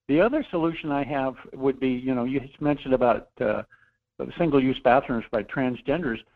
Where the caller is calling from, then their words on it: Anchorage, Alaska, United States; Uh, hi, Michael. … from Anchorage.